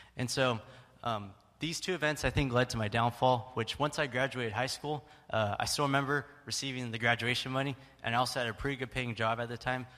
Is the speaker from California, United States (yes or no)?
yes; Stockton, California, United States; I was born and raised in Stockton, and also born and raised right here in First Baptist Church